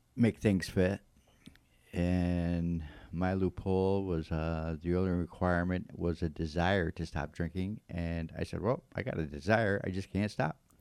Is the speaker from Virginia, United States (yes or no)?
no; Florence, Massachusetts, United States; I'm from Florence. I was born and raised here in Florence, Massachusetts, and um, I pretty much lived here all of my life.